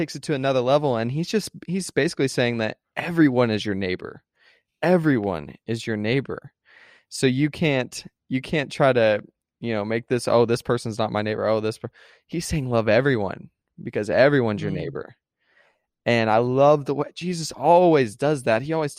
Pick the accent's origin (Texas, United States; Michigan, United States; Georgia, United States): Texas, United States; Yeah, it's being from Texas. Like, yeah, I'm from Texas, you know.